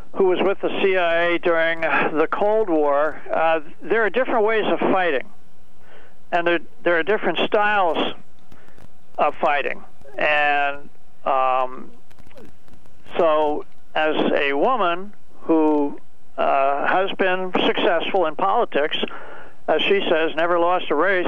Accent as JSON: {"language": "English", "region": "New York", "country": "United States", "tie": "born or raised there", "moved": "yes", "lives_now": "Connecticut, United States", "said": "I was born and raised in New York."}